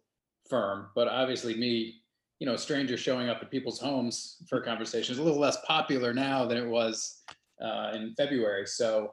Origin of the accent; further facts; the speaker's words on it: Lancaster, Pennsylvania, United States; moved away as an adult; also born or lived in Richmond, Virginia; I grew up in Lancaster, Pennsylvania, home of the Amish